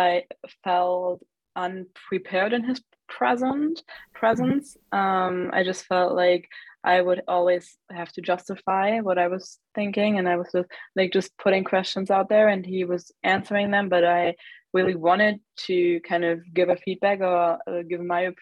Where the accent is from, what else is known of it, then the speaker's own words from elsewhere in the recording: Germany; also born or lived in United States; I grew up in Germany. I've always lived here besides having spent 1 year in the US